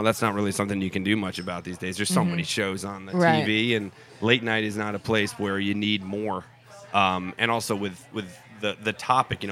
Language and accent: English; United States; I'm an American.